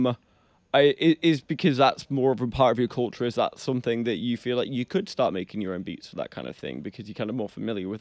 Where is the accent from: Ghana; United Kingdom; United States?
United Kingdom; England; accent: English; moved away; my English accent